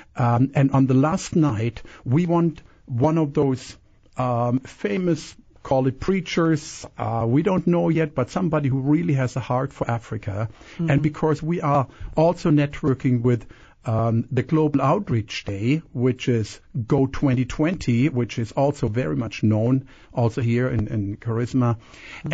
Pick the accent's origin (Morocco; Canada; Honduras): Canada; also born or lived in Germany; now in Kissimmee, United States; I was born in Germany. I was raised in Canada, and I'm American, so a lot of uh, accents there.